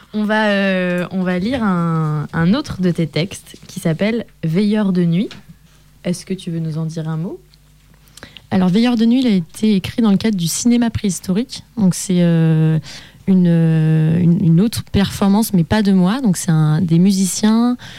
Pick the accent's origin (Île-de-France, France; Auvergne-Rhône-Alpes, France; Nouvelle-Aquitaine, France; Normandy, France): Auvergne-Rhône-Alpes, France; Annecy; j'ai grandi à Annecy